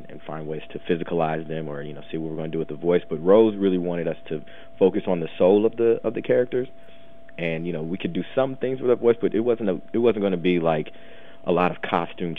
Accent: Midwest, United States; I grew up in the Midwest.

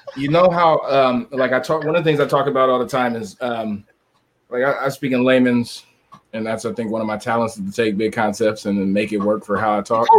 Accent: San Diego, California, United States; I grew up in San Diego

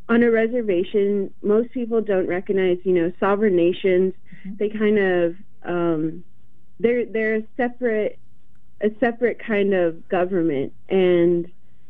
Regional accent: Warm Springs, Oregon, United States; moved away as an adult; now in Portland, United States; prior to this, I grew up in Warm Springs my entire life

